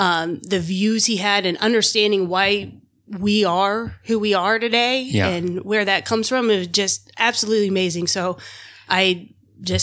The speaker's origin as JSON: {"language": "English", "region": "Florida", "country": "United States", "tie": "born or raised there", "said": "I grew up in Florida"}